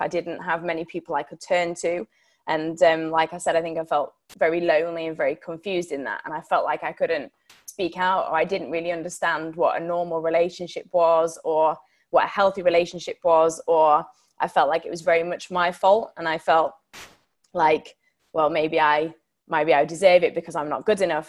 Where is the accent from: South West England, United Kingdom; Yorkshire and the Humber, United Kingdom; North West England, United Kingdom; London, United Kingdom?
Yorkshire and the Humber, United Kingdom; Sheffield; I'm from Sheffield. I don't know whether anybody of you know it, in Yorkshire. And um, I actually brought up in quite a difficult background.